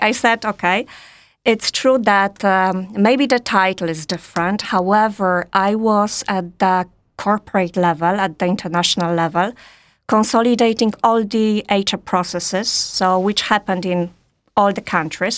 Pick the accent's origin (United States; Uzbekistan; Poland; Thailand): Poland; also born or lived in Warsaw / France; I'm Polish